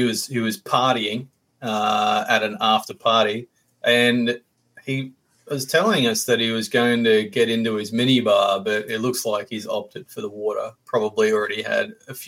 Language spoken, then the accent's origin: English; Australia; you're Australian